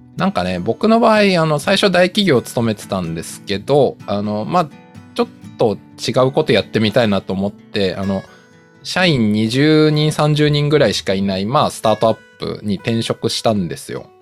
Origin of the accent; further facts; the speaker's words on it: Tokyo, Japan; 僕、東京出身の人間で東京の実家に住んでたんで